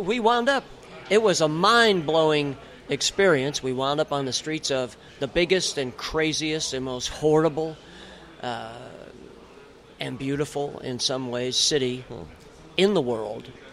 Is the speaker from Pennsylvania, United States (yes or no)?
yes; Bradford, Pennsylvania, United States; also born or lived in Pittsburgh, Pennsylvania; I was born in Pittsburgh, Pittsburgh in guy. 1956. I turned okay. 60 this year. But I grew up in the little northern tier town of Bradford, Pennsylvania